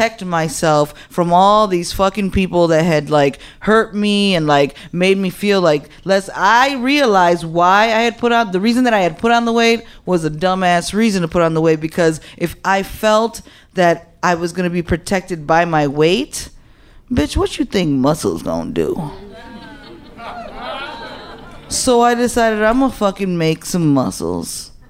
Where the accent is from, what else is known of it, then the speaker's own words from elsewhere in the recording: Chicago, Illinois, United States; I'm like Humble Park. That's where I'm from. Humble Park, born and raised